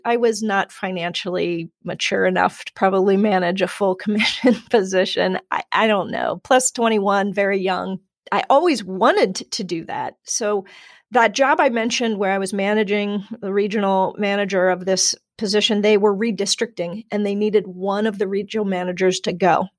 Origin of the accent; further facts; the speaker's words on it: Cincinnati, Ohio, United States; was born and raised in Cincinnati